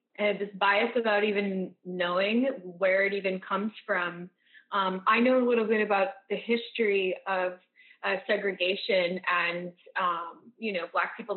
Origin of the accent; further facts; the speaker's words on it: rural Massachusetts, United States; when I was a kid growing up in Massachusetts, I'm from a really rural